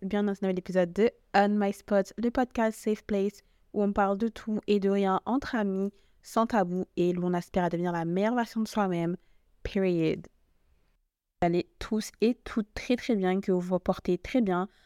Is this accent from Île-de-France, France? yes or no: yes; Paris, Île-de-France, France; je suis française, enfin, parce que je suis parisienne